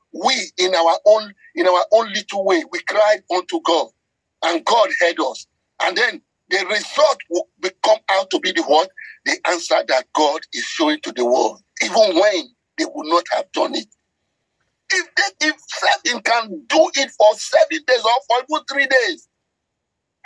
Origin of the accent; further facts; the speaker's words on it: Nigeria; I speak as a Nigerian.